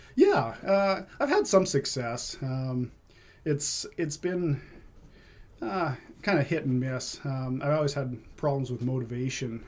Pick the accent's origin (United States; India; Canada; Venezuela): Canada; Vancouver, British Columbia; also born or lived in Quesnel; now in Maple Ridge, Canada; I spent most of my uh, time growing up in Vancouver